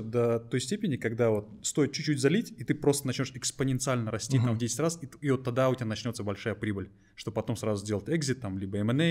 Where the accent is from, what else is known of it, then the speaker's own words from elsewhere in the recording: Kazakhstan; просто так сложилось географически, что мы из Казахстана, хотя у нас стартап хороший.